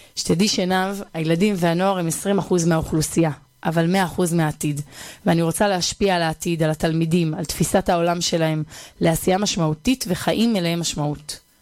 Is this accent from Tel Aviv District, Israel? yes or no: no; Bar Yohai, Northern District, Israel; moved away as an adult; also born or lived in Hispin; now in Ariel; אני גדלתי ביישוב בר יוחאי אה, שבצפון